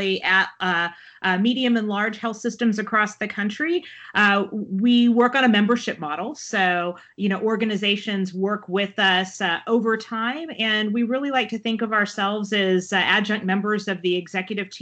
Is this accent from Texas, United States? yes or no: yes; Texas, United States; moved away as an adult; also born or lived in Baltimore, Maryland / Washington, D.C.; I am from Texas